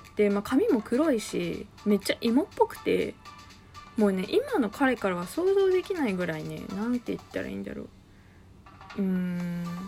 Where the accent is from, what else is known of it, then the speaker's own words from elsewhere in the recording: Niigata, Japan; 私の地元新潟